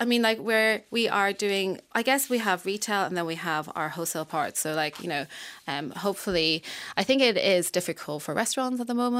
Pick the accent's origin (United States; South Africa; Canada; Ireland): Ireland; I am from Ireland, they were like, England? No, I'm from Ireland.